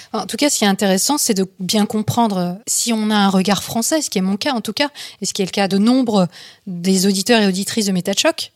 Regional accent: France; quand on est français

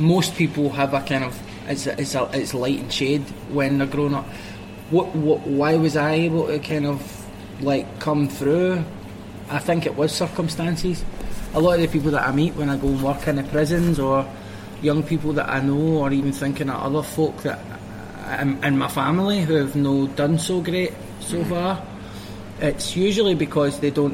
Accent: Glasgow, Scotland, United Kingdom; I grew up in Pollock, south side of Glasgow

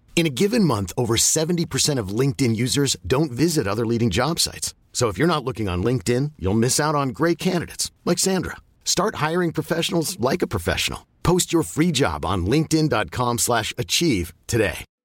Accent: Queensland, Australia; I'm a Queenslander

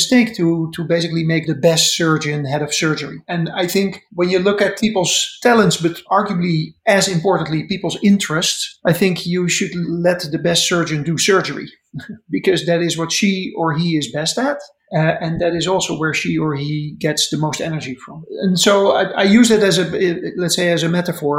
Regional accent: Netherlands; moved away as an adult; now in United States; I'm a Dutchman. I grew up in the Netherlands and went to university in Amsterdam.

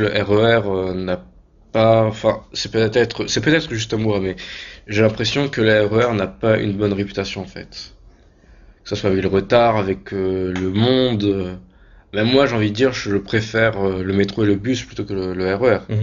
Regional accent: France; nous en tant que Français

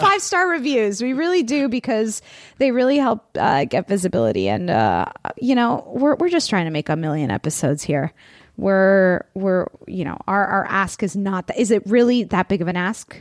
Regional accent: Florida, United States; now in California, United States; I come from Florida

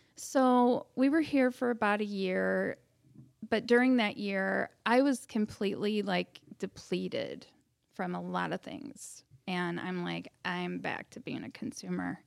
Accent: Bourbonnais, Illinois, United States; I'm born and raised in Bourbonnais.

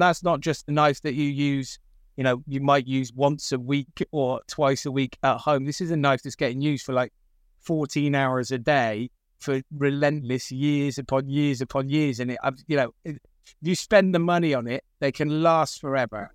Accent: Gloucester, South West England, United Kingdom; I grew up, um, in the centre of Gloucester, um, single parent family

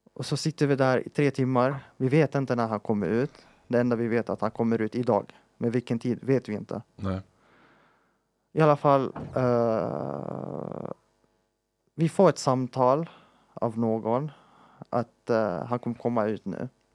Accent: Palestine; moved away; vi som palestinier

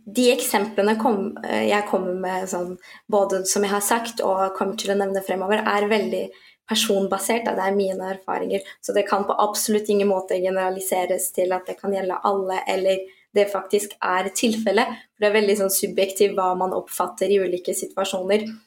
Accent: Norway; jeg nettopp har fått og oppvokst her, så føler jeg mer at jeg har sterkere røtter til den norske kulturen

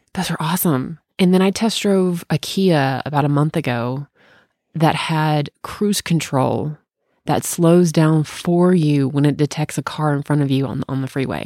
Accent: Bartlett, Tennessee, United States; also born or lived in Memphis, Tennessee; I'm from Memphis, Tennessee. I was born and raised in Bartlett

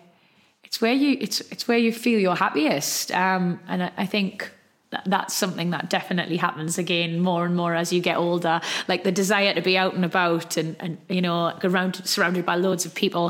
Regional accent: Geordie, North East England, United Kingdom; accent: Geordie; my Geordie accent

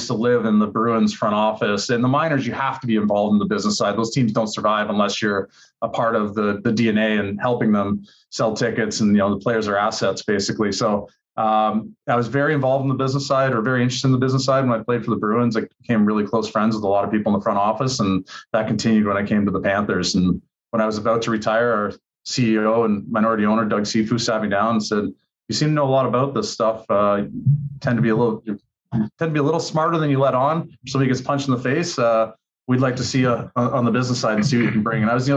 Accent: Oshawa, Ontario, Canada; moved away as an adult; also born or lived in Boston, United States; now in Florida, United States; I literally got drafted out of a steel factory in my hometown.

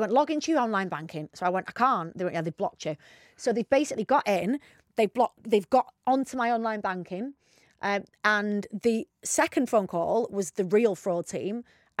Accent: Bacup, North West England, United Kingdom; I'm not even from Rochdale. I'm from near there, but anyway.

